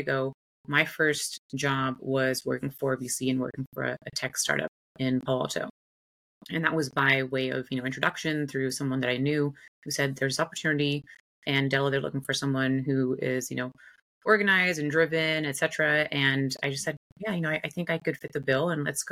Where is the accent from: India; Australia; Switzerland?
India; moved away; also born or lived in United States; I was born and raised in India. Father is South Indian, mother's white American.